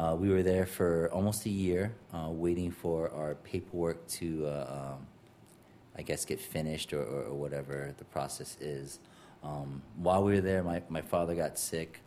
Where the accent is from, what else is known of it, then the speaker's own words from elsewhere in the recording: Wichita, Kansas, United States; also born or lived in Laos / Montpelier, Vermont; now in New York, United States; growing up in Kansas